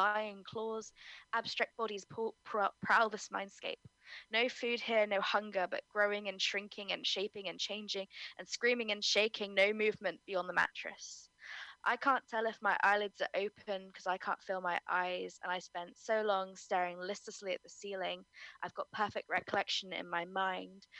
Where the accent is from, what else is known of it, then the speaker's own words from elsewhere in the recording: Cornwall, South West England, United Kingdom; I'm a Cornish maiden who lives such a messy life